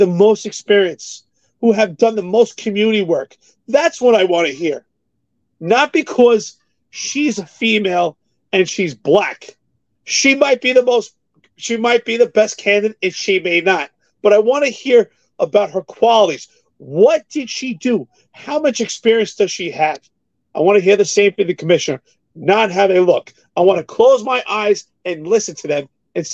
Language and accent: English; New York City, New York, United States; I grew up in New York City, just like you, extremely poor